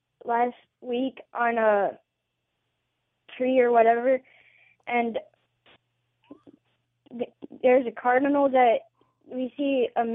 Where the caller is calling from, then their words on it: Port Trevorton, Pennsylvania, United States; Port Treverton.